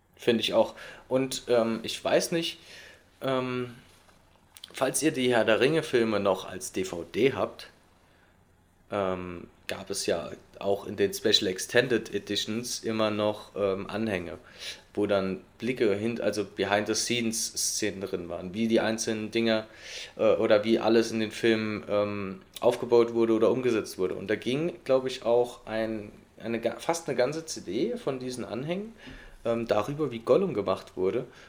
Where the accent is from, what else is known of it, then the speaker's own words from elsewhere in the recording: Saarland, Germany; bei uns im Saarland